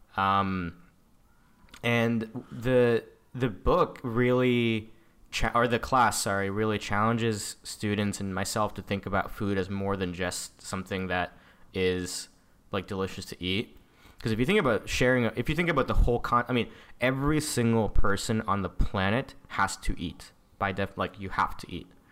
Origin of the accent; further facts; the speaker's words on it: San Diego, California, United States; I am an Indian-American, um, that, you know, grew up in the San Diego